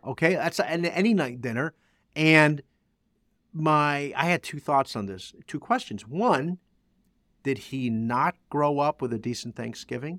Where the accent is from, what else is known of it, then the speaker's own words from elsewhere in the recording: New Jersey, United States; I'm from Jersey